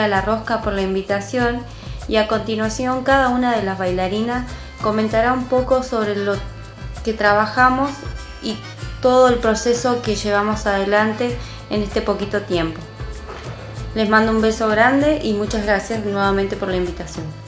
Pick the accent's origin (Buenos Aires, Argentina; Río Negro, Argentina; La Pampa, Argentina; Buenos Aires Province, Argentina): Río Negro, Argentina; General Roca; soy nacida y criada en la ciudad de General Roca